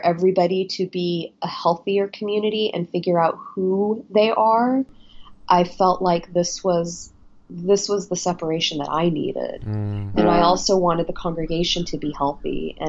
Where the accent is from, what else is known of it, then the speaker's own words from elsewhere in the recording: Denver, Colorado, United States; I am a second-generation Indian-American woman born and raised in Denver, Colorado, in a devout and faithful Hindu household